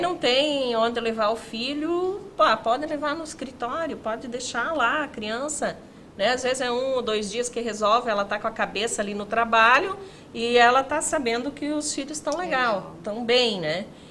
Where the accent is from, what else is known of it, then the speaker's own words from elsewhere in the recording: Canoinhas, Santa Catarina, Brazil; moved away as an adult; now in Joinville, Brazil; sou nascida em Canoinhas